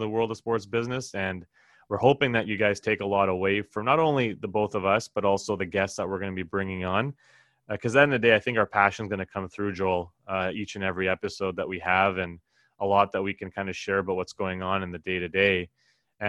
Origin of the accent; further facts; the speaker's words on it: Edmonton, Alberta, Canada; moved away as an adult; also born or lived in Toronto; Born and raised in Edmonton, Alberta, the original city of champions